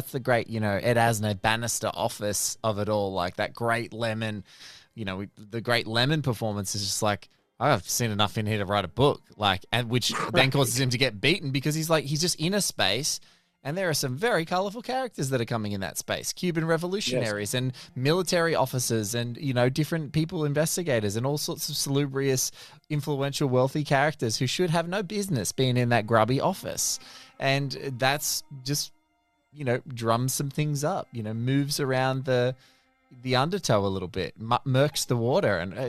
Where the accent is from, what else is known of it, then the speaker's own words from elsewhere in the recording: Australia; Like, as an Australian, I was like, were people, I couldn't believe it.